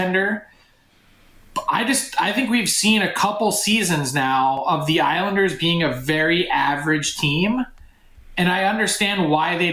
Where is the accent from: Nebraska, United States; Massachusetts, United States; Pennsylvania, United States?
Pennsylvania, United States; Philadelphia; I'm from Philly